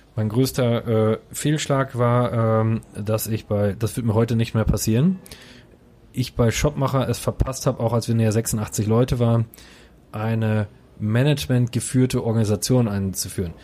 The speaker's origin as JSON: {"language": "German", "town": "Coesfeld", "region": "North Rhine-Westphalia", "country": "Germany", "said": "Coesfeld und Holtweg sind für mich immer der sichere Hafen."}